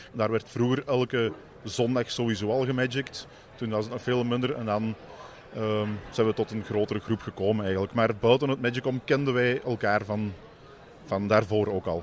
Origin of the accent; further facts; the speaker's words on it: Mol, Flanders, Belgium; wij komen uit België, uit de provincie Antwerpen, Mol